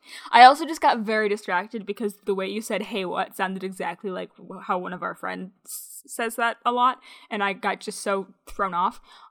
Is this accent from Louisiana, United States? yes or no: no; Michigan, United States; I'm from Michigan.